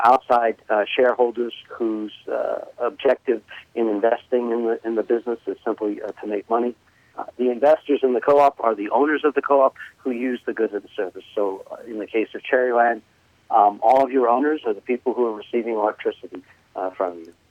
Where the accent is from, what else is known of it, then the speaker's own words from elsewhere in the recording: New York, United States; accent: New York; moved away; people might be able to tell from my accent that I'm originally from New York.